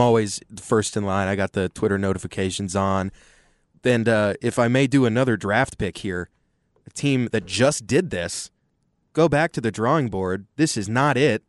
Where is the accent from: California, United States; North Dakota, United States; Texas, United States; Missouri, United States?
Texas, United States; Austin; growing up in Austin, uh, football is all about the University of Texas